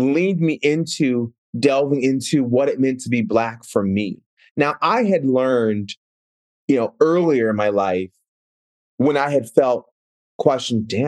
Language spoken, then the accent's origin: English; Seattle, Washington, United States; also born or lived in Minneapolis, Minnesota; I moved from Minneapolis to Seattle, which was just like moving to Mars